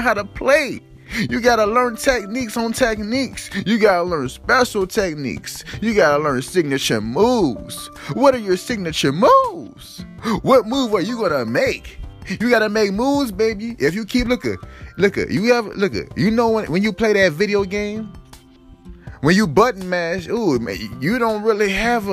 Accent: Louisiana, United States; now in California, United States; I was raised in Louisiana, you hear me? So, I got a Louisiana background

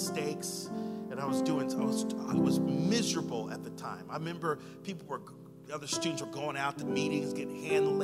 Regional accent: Sacramento, California, United States; I'm from here. I'm a guy from Power End over here.

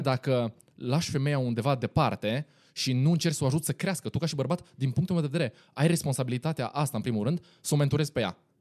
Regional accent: Timișoara, Timiș County, Romania; sunt din Timișoara

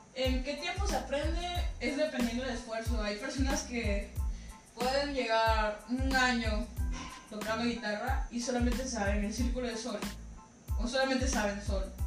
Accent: Comalcalco, Tabasco, Mexico; soy una cantautora mexicana, comalcalquense, tabasqueña, estudiante de Colegio de Bachilleres de Tabasco

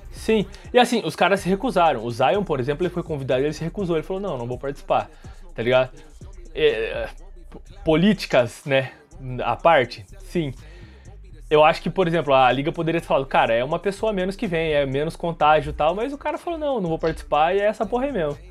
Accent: Brazil; a gente é brasileiro

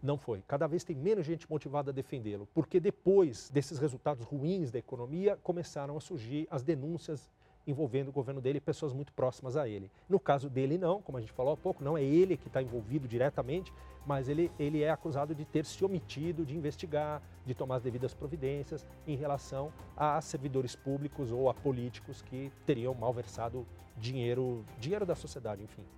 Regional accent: Brazil; Como brasileiros, como latino-americanos

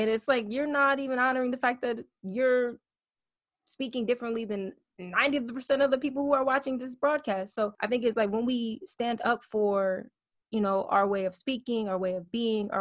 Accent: Michigan, United States; I'm from Michigan.

